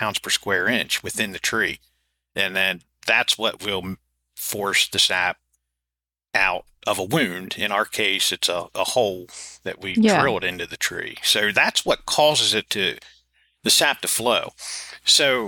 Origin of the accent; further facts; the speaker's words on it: Adams County, South Central Pennsylvania, United States; accent: southern drawl; where I grew up in South Central Pennsylvania, that particular part of Adams County